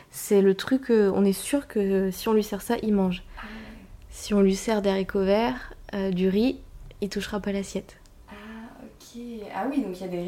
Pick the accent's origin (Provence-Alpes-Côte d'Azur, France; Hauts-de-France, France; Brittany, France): Hauts-de-France, France; des pommes de terre, du coup, je viens du Nord, ah, beaucoup de patates.